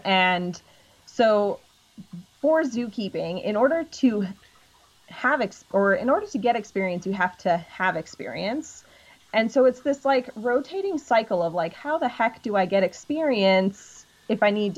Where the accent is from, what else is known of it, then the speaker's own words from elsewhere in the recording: Illinois, United States; Yeah, I grew up in Illinois. So I'm originally from Illinois.